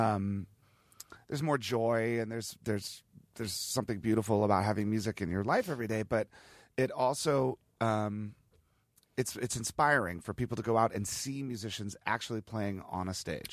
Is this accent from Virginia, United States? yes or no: yes; Virginia, United States; also born or lived in Ohio / Washington, D.C.; when I was a kid growing up in Virginia